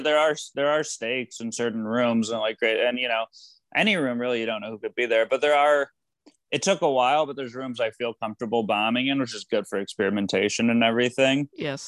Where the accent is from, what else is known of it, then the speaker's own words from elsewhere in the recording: Michigan, United States; I grew up in Michigan